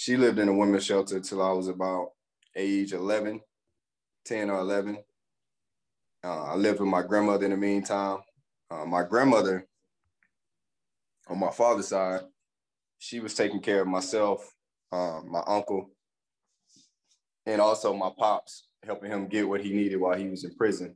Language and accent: English; Pineville, Louisiana, United States; moved away; also born or lived in DeRidder, Louisiana; I grew up in Palmville, Louisiana